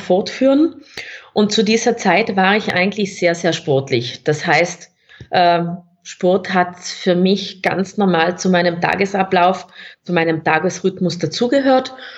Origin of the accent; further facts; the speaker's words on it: South Tyrol, Trentino-Alto Adige, Italy; accent: South Tyrolean; moved away as an adult; also born or lived in Innsbruck, Austria; now in Austria; man hört es auch von meinem Dialekt, ich bin gebürtige Südtirolerin, Italienerin